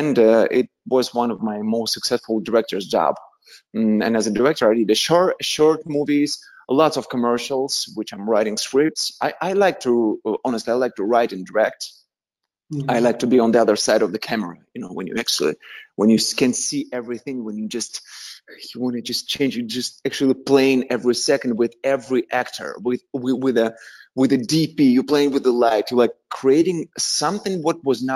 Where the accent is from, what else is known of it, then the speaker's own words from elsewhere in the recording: Tula, Tula Oblast, Russia; English is a second language; moved away as an adult; also born or lived in Moscow, Russia; now in Los Angeles, United States; I'm from Russia. I'm from little city in Russia. I was born in little small town which called Tula.